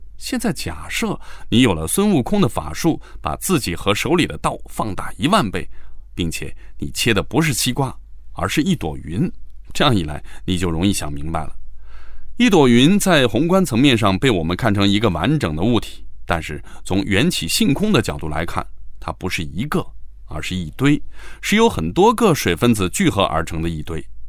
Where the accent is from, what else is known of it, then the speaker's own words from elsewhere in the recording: China; 我们中国人相比之下就不太爱较真儿，也更喜欢世俗生活